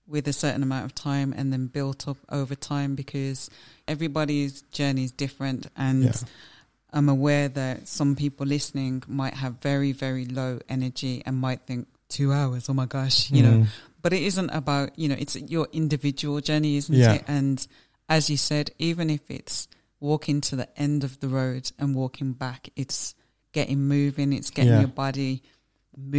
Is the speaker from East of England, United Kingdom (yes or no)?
no; Birmingham, West Midlands, United Kingdom; We're from Birmingham